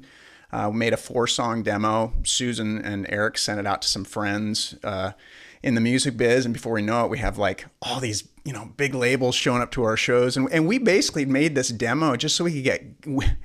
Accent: Spokane, Washington, United States; we're from Spokane

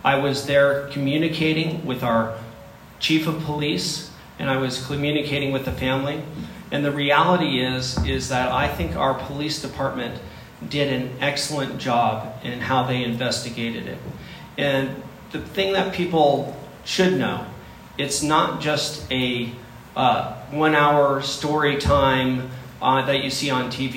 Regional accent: Chula Vista, California, United States; My wife and I we both grew up in the city of Chula Vista

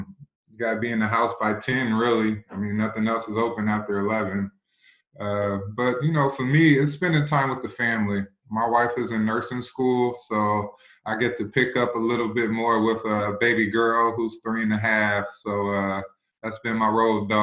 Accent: Indiana, United States; moved away as an adult; also born or lived in Buffalo, New York; now in Columbus, United States; I was born in Buffalo, New York. So when I got to Indiana and started playing in the third, fourth grade

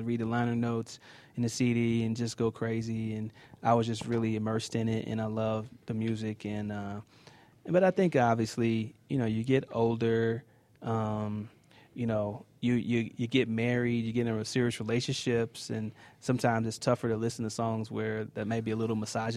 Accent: Kansas City, United States; I'm from Kansas City. Okay. Born and raised.

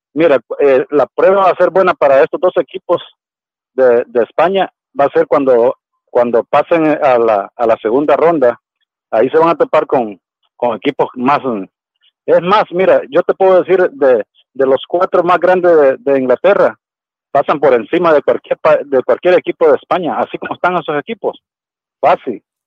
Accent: El Salvador; yo soy de El Salvador

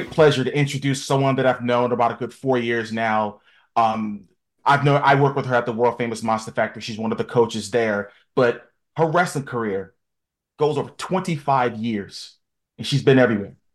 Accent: suburb of Philadelphia, Pennsylvania, United States; I grew up in a suburb of Philly.

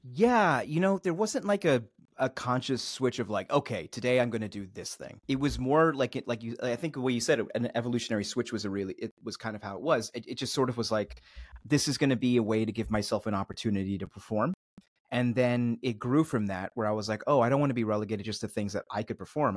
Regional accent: Philadelphia, Pennsylvania, United States; also born or lived in Switzerland; I was born in Switzerland and, uh, grew up outside the suburbs of Philly

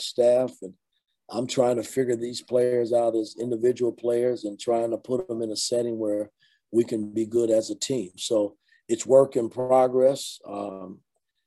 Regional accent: Indianapolis, Indiana, United States; growing up in Indianapolis

